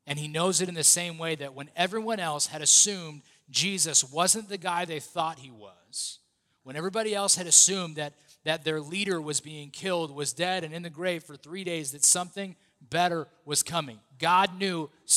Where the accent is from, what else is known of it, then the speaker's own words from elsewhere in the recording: United States; being an American